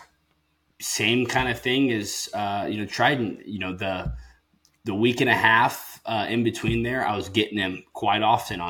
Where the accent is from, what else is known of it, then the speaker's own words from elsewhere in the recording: Illinois, United States; moved away as an adult; I've grew up in Illinois